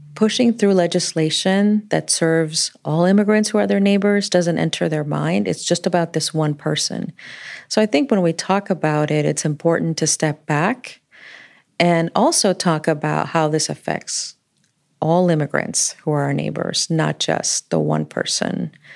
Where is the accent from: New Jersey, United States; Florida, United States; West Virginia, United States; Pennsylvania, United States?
Florida, United States; the community that we grew up with in Florida.